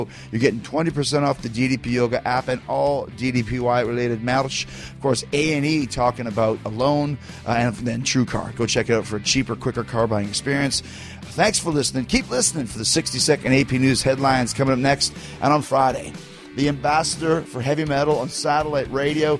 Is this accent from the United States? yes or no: no; Winnipeg, Manitoba, Canada; my hometown of Winnipeg